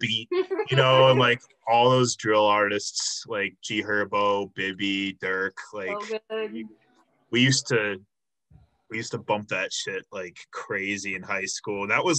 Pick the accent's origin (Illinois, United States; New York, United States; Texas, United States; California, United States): Illinois, United States; Chicago; now in Milwaukee, United States; I'm originally from the Chicago area.